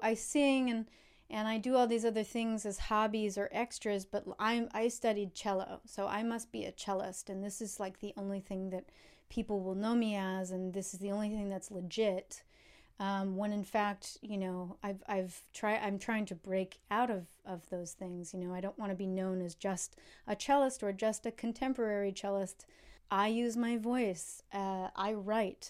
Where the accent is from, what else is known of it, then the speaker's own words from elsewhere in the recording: Saratoga Springs, New York, United States; I grew up in Saratoga Springs, New York, uh, upstate from the city